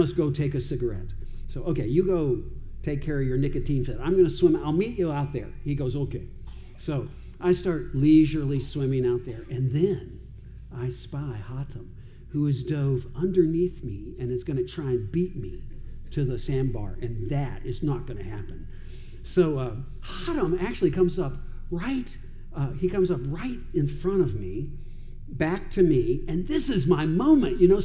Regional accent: Owensboro, Kentucky, United States; also born or lived in Dubai / Iraq; now in Louisville, United States; I grew up in Owensboro, not far from here

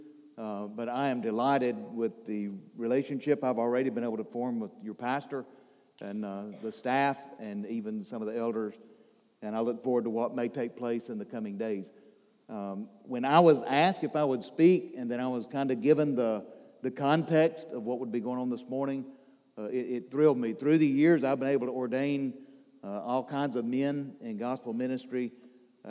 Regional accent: Charlotte, North Carolina, United States; I'm from Charlotte, North Carolina

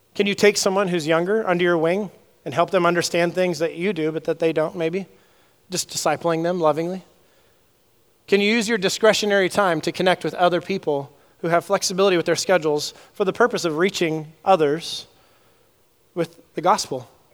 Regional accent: Southern California, United States; I grew up in Southern California

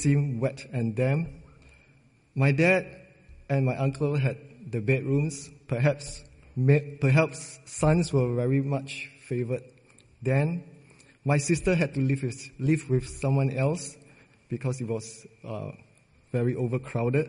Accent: Singapore; I was born and raised in Singapore

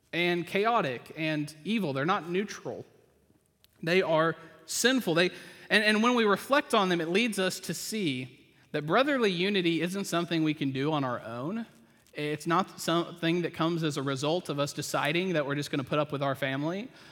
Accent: the South, United States; I grew up in the South

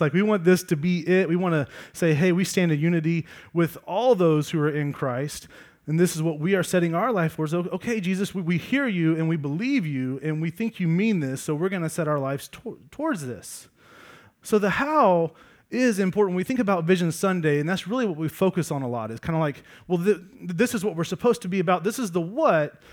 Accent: Georgia, United States; I grew up in Georgia

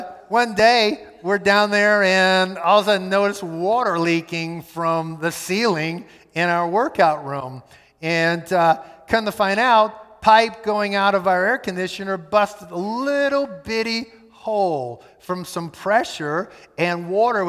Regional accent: United States; We are Westerners, we are American

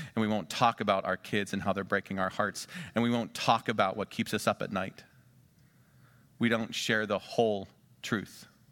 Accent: Western Pennsylvania, United States; moved away; also born or lived in Ohio; I'm from Western Pennsylvania

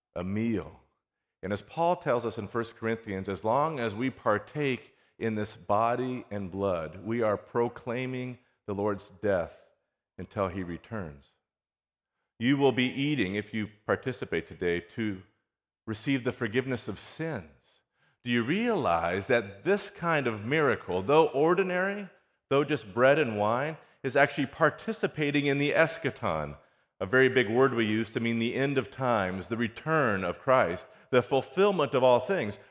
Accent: California, United States; now in Houston, United States; I grew up on the West Coast, right, in California.

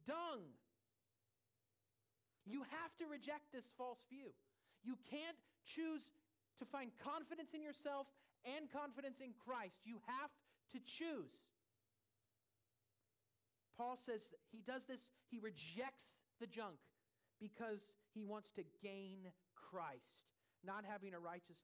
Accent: California, United States; also born or lived in Louisville, Kentucky; now in Lighthouse Point, United States; I'm from California

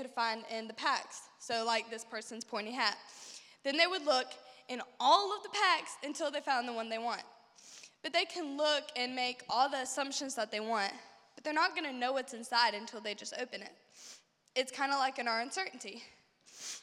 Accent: Shelby, United States; here in my hometown.

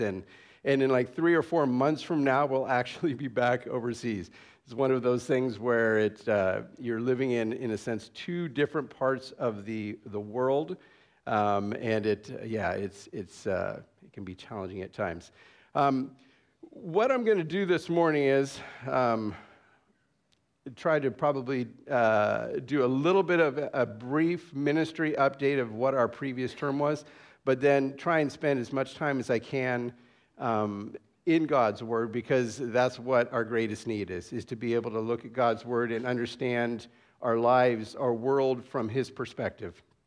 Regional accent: San Jose, California, United States; also born or lived in Dallas; now in Papua New Guinea; I grew up in San Jose, California

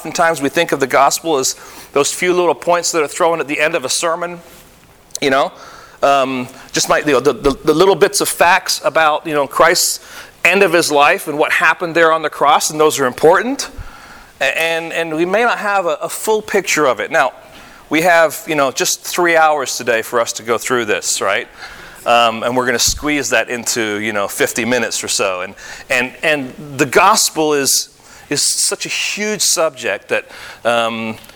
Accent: Michigan, United States; But you have to understand, I came from Michigan, he came from Michigan, and in Michigan, at least when we were there, when I was there

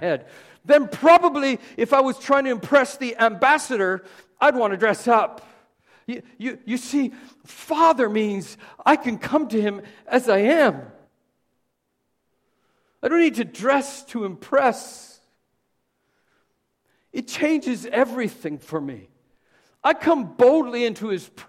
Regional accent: Southern Canada, Canada; We were Southern Baptist because we're from Southern Canada

